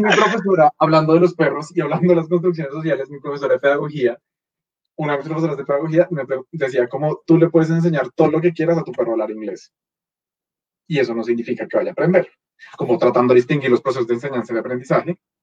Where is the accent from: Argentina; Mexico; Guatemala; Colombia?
Colombia; nos toca como sociedad colombiana